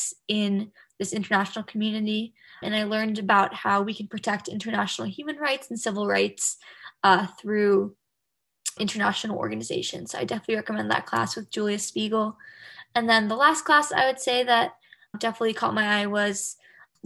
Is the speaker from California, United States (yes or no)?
yes; Bay Area, California, United States; I'm originally from the Bay Area, California.